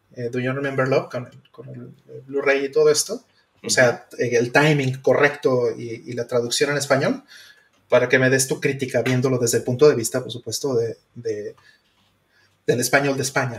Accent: Mexico

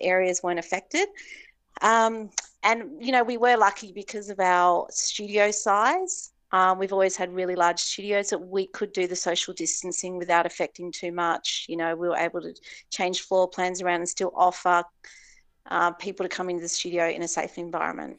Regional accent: Hobart, Tasmania, Australia; also born or lived in Cayman Islands; now in Noosa, Australia; I grew up in Hobart

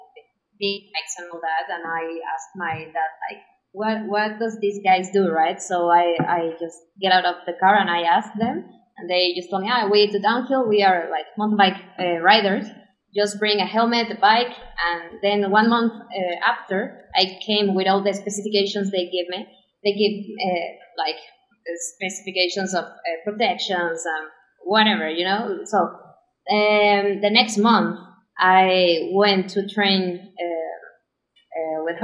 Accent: Mexico City, Mexico; I was born and raised in Mexico City. I've been living here all my life.

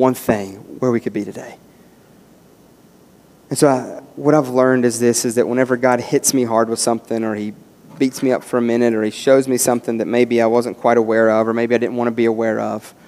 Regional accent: West Virginia, United States; I'm from West Virginia

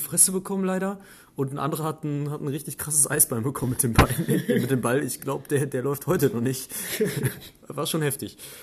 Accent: Germany; bei uns in Deutschland

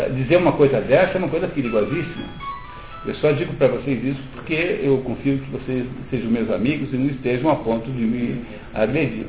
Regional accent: Brazil

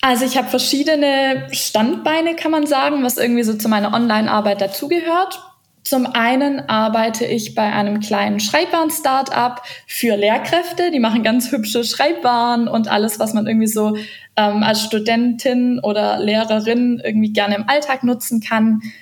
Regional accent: Stuttgart, Baden-Württemberg, Germany; moved away as an adult; also born or lived in Ludwigsburg / Argentina; now in Patagonia, Argentina; ich bin eigentlich aus Stuttgart

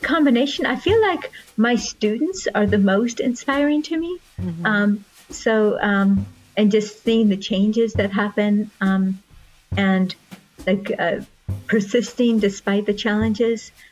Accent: Russia; moved away; I was born in Russia

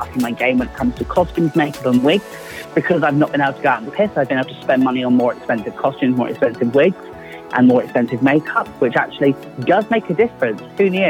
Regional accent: London, United Kingdom; I'm originally from London before I moved to the southwest.

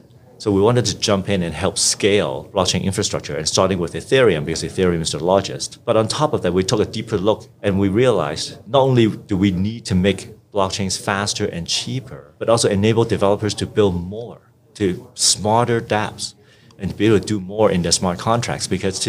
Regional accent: Hong Kong; also born or lived in Vancouver, Canada; So I grew up in Hong Kong and Vancouver and studied electrical engineering and computer science at UBC in Vancouver.

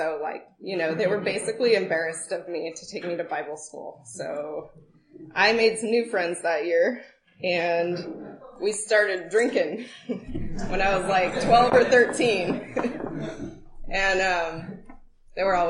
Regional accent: Sunol, California, United States; also born or lived in Walnut Creek, California; I was born in the Bay Area in Walnut Creek, actually. Walnut Creek. Yep. We lived in Sunol, which is like a little, wooded town in Alameda County.

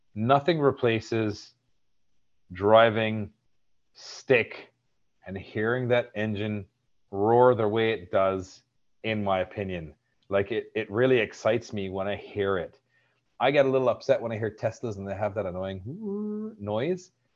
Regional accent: Barbados; now in Canada; I'm from Barbados

